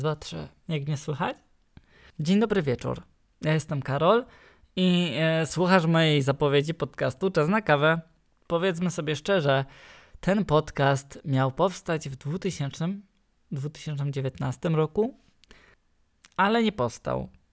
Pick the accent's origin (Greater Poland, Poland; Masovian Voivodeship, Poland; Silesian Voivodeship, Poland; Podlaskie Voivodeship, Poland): Silesian Voivodeship, Poland; accent: Silesian; jestem Ślązakiem